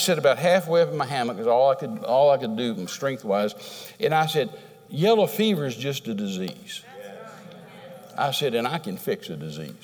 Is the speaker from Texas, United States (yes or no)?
yes; Texas, United States; I'm a Texan